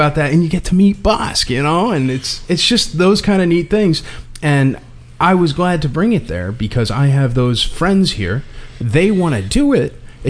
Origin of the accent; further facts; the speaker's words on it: Connecticut, United States; I'm from Connecticut